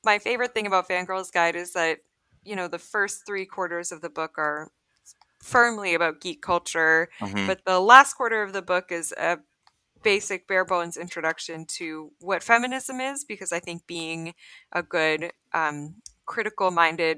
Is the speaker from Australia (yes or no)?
no; Canada; also born or lived in Rochester, New York; I'm Canadian